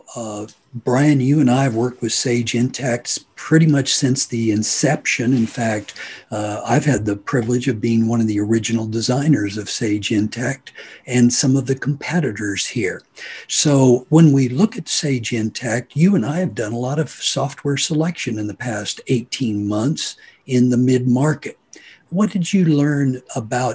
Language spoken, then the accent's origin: English; Hutchinson, Kansas, United States; am from Hutchinson, Kansas